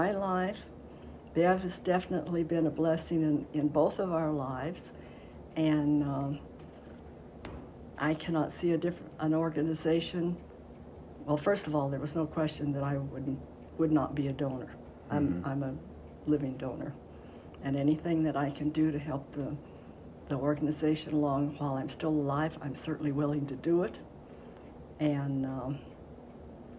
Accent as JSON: {"language": "English", "town": "Longmont", "region": "Colorado", "country": "United States", "tie": "born or raised there", "said": "I grew up in Longmont. I started fourth grade in Longmont, so I've been around here a long time"}